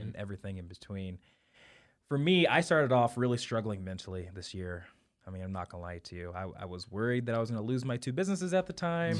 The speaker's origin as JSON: {"language": "English", "town": "St. Joseph", "region": "Missouri", "country": "United States", "tie": "born or raised there", "also_born_or_lived": "Kansas City", "said": "Kansas City born, um, raised in Saint Joe, Missouri"}